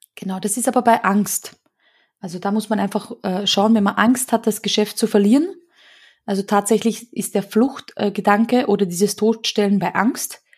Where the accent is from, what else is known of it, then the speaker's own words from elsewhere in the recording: Austria; so hysterische Funsen oder sowas, nennt man das bei uns in Österreich